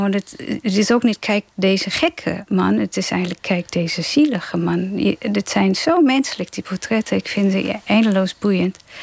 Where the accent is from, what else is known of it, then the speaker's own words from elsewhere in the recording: Melbourne, Victoria, Australia; first language English; Dutch is a second language; also born or lived in Germany; now in Netherlands; Ik ben in Australië opgegroeid en wij hadden een, eh, een strandhuis twee uur van Melbourne vandaan, waar ik woonde